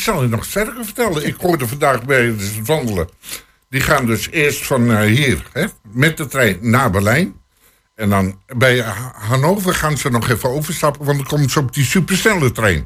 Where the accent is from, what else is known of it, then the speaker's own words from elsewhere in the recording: western Netherlands, Netherlands; moved away; ik kom uit het Westen van oorsprong